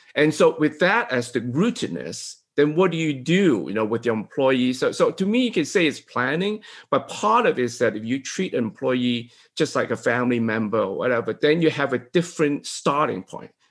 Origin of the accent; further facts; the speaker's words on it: Hong Kong; I'm from Hong Kong, right?